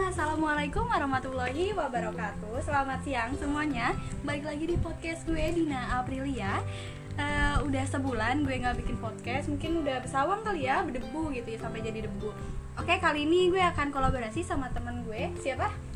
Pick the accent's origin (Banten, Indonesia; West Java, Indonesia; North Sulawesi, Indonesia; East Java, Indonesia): Banten, Indonesia; Tangerang; first language Indonesian; now in South Kalimantan, Indonesia; aku tuh Jawa bukan uh. Sunda bukan soalnya orang tua sih Jawa cuma uh. aku lahirnya di Tangerang yeah. jadi ngomongnya bahasa Indonesia